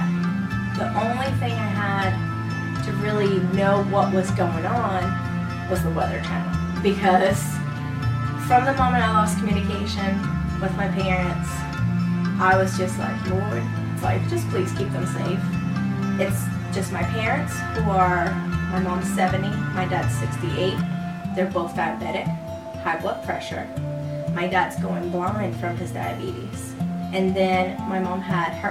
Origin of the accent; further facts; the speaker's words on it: Puerto Rico; moved away; I am from Puerto Rico. So my whole family's living over there.